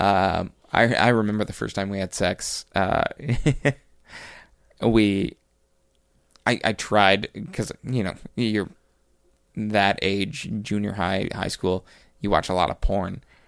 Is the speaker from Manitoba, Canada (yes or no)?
no; Cape Breton, Nova Scotia, Canada; moved away; I grew up in Cape Breton.